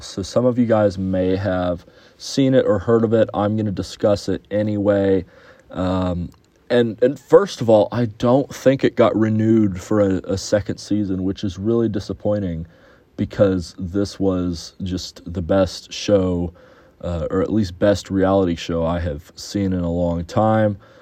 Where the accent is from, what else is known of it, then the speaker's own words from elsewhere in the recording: Houston, Texas, United States; moved away; my hometown of Houston